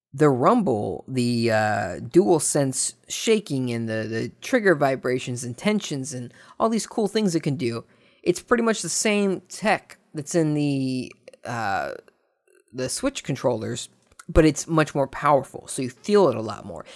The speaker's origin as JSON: {"language": "English", "country": "United States", "said": "speaking as a, you know, American that loves being not British"}